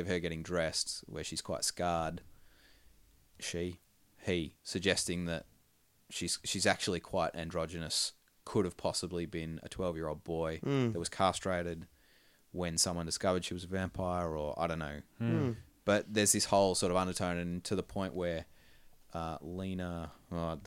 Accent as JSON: {"language": "English", "country": "Australia", "said": "we're Australian and kind of in the middle of those two cultures"}